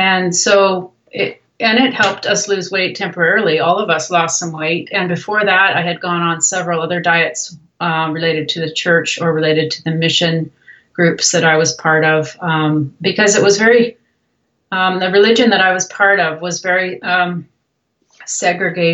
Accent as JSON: {"language": "English", "country": "Canada", "tie": "born or raised there", "also_born_or_lived": "Brazil", "moved": "as an adult", "said": "I'm actually Canadian, and was born in Canada"}